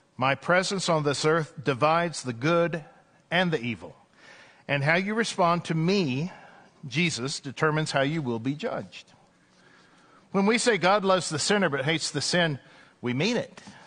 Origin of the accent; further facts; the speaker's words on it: East Texas, United States; I remember growing up in East Texas